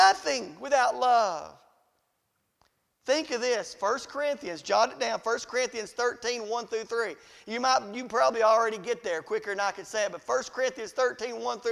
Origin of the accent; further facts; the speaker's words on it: Riceville, United States; I'm from Riceville